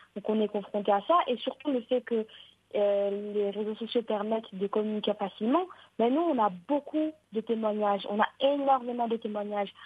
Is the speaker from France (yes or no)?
no; Morocco; chez nous au Maroc